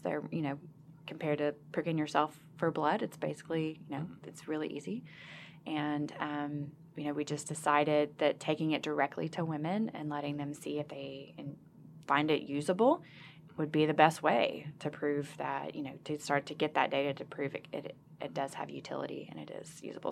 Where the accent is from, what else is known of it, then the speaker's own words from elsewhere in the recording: Arkansas, United States; I'm from Arkansas as a, as a hometown girl